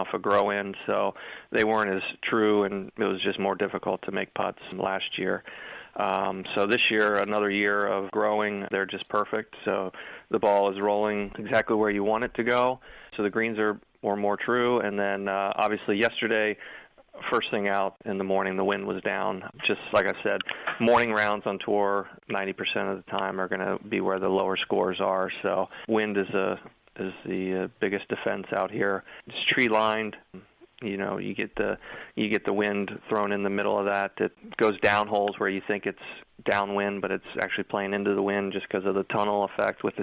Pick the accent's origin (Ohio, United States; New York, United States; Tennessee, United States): Ohio, United States; Cincinnati; moved away as an adult; now in Florida, United States; I grew up in Cincinnati, Ohio